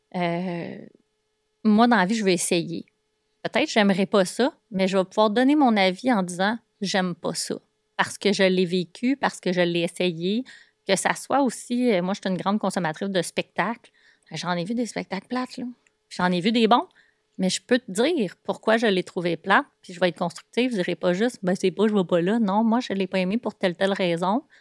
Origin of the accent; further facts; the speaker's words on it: Boisbriand, Quebec, Canada; je suis de Bois-Brillant au départ, donc j'ai passé euh, la majorité de mon enfance dans un petit rond-point euh, de Bois-Brillant